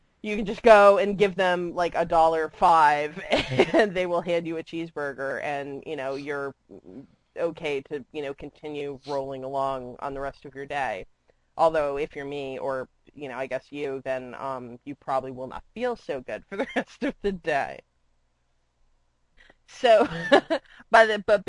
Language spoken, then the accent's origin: English; Florida, United States; moved away; I grew up with them in Florida